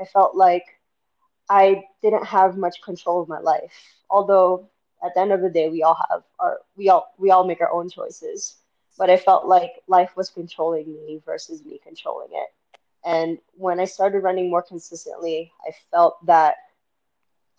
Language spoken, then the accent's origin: English; Miami, Florida, United States; moved away as an adult; now in Salt Lake City, United States; I'm originally from Miami. I haven't lived anywhere outside of Miami for nearly 30 years